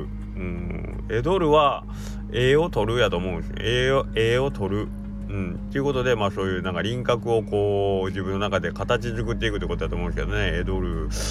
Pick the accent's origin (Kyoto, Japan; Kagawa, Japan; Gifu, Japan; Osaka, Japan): Kagawa, Japan; accent: Kagawa dialect; こっち香川県は香川弁の喋ってる人が多い